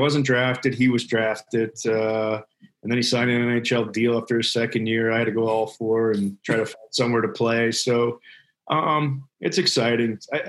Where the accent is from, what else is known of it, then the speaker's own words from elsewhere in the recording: Ireland; We're from Ireland and we were in Disney one day, speaking of the Mad Dog name.